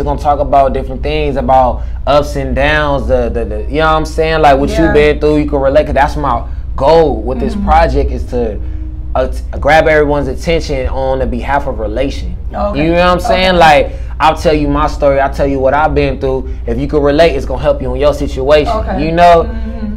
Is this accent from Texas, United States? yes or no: no; Victorville, California, United States; now in Las Vegas, United States; I'm from the Ville.